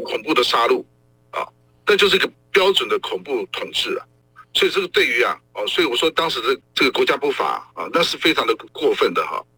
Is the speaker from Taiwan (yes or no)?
yes; Taiwan; 我们台湾人反抗国民党的专制统治